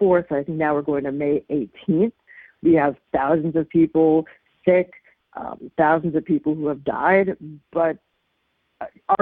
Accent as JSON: {"language": "English", "region": "New York", "country": "United States", "tie": "born or raised there", "moved": "yes", "lives_now": "Massachusetts, United States", "said": "my home state, New York"}